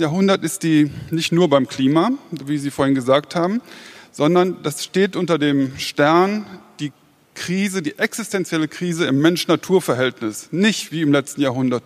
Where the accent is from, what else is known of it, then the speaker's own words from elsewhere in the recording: Germany; als Deutsche